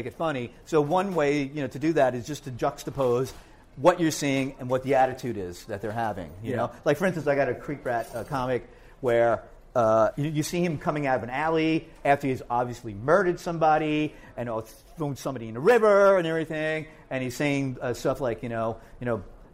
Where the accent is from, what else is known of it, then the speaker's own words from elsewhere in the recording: Hoboken, New Jersey, United States; also born or lived in Rahway, New Jersey; where I grew up in Hoboken, with my brothers here, there weren't that many Lithuanians